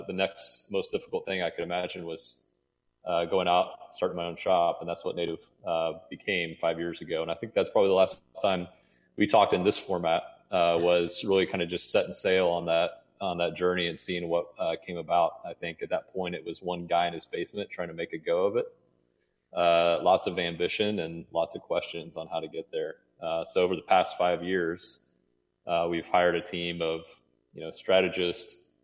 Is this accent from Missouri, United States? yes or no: yes; Trenton, Missouri, United States; I grew up in Trenton, Missouri.